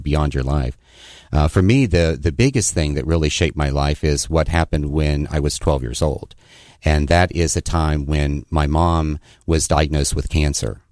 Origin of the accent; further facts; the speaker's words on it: Mount Clare, West Virginia, United States; now in Daniel Island, United States; I grew up in a very small, abandoned coal mining town in West Virginia called Mount Clair